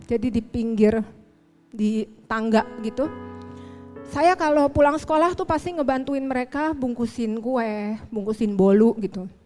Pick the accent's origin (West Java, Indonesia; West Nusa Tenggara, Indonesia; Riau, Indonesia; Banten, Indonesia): West Java, Indonesia; Bandung; born there; saya dilahirkan di Bandung 44 tahun yang lalu